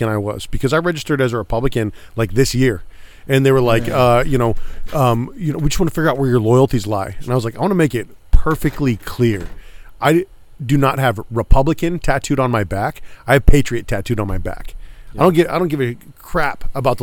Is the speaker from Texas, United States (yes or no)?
no; Northern California, United States; also born or lived in Bay Area / Fresno / Sacramento / Roseville; I grew up all over Northern California. I was born in the Bay Area, moved inland to Fresno